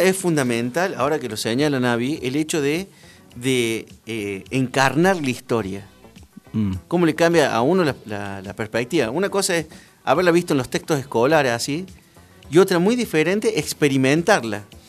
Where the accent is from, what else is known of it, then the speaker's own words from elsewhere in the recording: Córdoba, Argentina; moved away; como todo cordobés